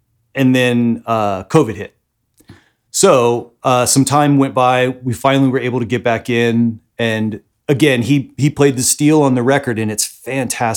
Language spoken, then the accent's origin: English; Maryland, United States; moved away as an adult; also born or lived in Washington, D.C.; now in Texas, United States; I was born in Maryland, literally spitting distance from Washington, D.C.